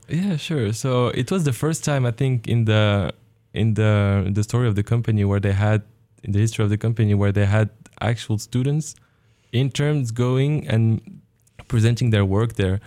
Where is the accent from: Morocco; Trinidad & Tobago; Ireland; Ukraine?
Morocco; moved away as an adult; also born or lived in France / Germany; now in Oregon, United States; I was born in Morocco. I did, uh, my education there. I was in French schools and after, uh, I had my high school degree. I moved to France for higher education